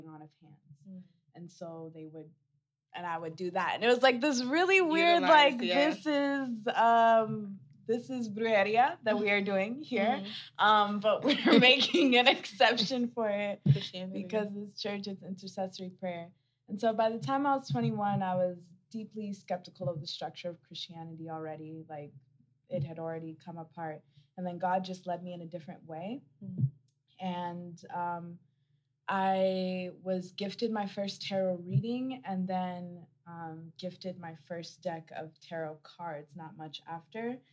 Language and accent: English; Lagos, Nigeria; now in Denver, United States; I live in Denver, Colorado. I'm originally from Lagos, Nigeria